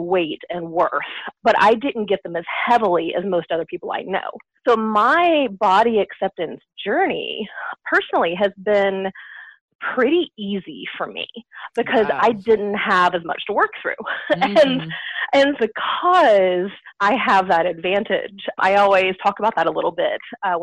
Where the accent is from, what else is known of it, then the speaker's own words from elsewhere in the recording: United States; accent: American; also born or lived in Seattle, Washington; As you can probably tell by my accent, I'm an American